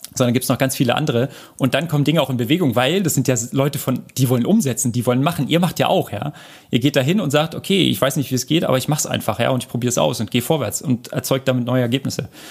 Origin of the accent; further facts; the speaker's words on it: Berlin, Germany; ich komme ja aus Berlin